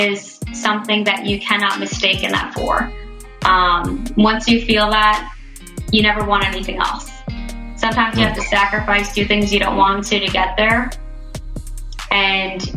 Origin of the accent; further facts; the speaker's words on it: Bernardsville, New Jersey, United States; I grew up in Bernersville, New Jersey.